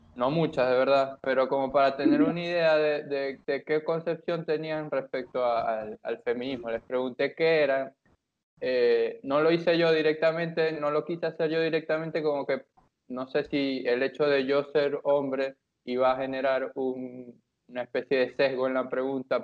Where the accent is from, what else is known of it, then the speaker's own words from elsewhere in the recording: Maracaibo, Zulia, Venezuela; nosotros que somos de Maracaibo